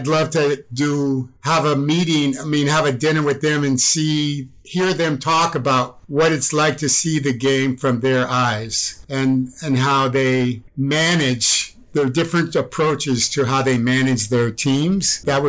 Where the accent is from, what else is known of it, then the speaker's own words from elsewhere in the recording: Medford, Massachusetts, United States; also born or lived in Chicago; I was born in Cook County Hospital. And then my dad was in the service and he got stationed at Westover Air Force Base in Massachusetts. And then I lived in several different communities there, like Chicopee Falls. Medford was the place that I grew up.